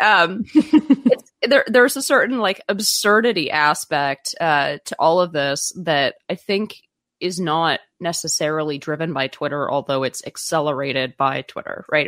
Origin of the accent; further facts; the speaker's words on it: Silicon Valley, California, United States; I grew up in Silicon Valley